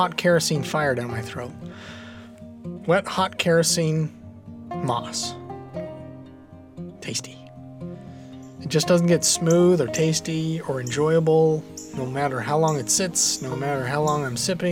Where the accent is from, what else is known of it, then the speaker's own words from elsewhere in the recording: United States; I'm an American